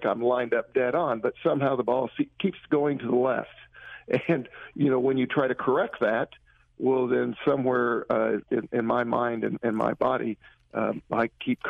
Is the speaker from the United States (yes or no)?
yes; Bushnell, Illinois, United States; I'm from a little town in Illinois called Bushnell.